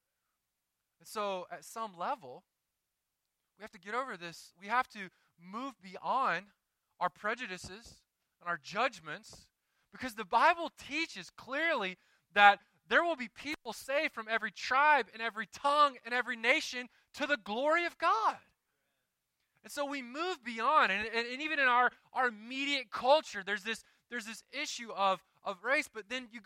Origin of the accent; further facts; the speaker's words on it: Deep South, United States; moved away; I grew up in the Deep South where when you went to church, you got a card every year during election time